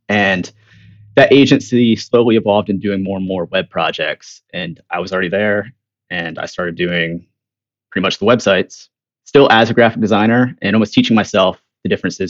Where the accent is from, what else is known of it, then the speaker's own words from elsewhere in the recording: Virginia, United States; moved away as an adult; now in North Carolina, United States; I grew up in Virginia.